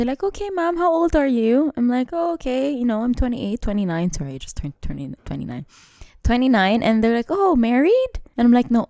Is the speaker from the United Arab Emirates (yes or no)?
yes; Dubai, United Arab Emirates; twenty-nine years in Dubai